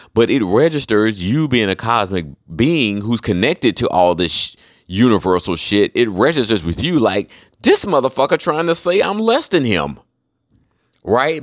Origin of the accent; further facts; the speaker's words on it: Charlotte, North Carolina, United States; now in Florida, United States; I'm from Charlotte